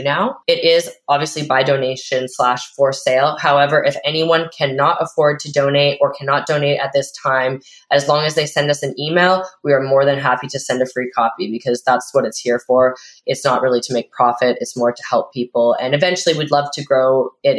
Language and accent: English; Vancouver, British Columbia, Canada; I'm from Vancouver, Canada